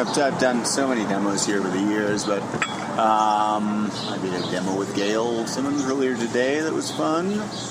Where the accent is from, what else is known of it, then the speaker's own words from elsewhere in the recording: Canada; also born or lived in the American South; now in Southern United States; I'm a Canadian, but I live in the South